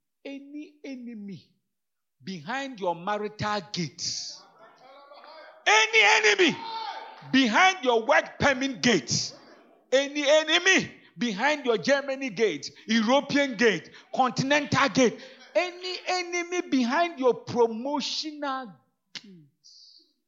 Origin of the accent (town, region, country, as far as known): Ghana